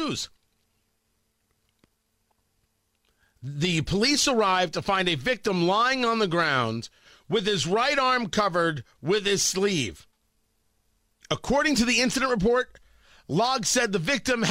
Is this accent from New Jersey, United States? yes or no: yes; Middletown, New Jersey, United States; I grew up in Middletown, New Jersey.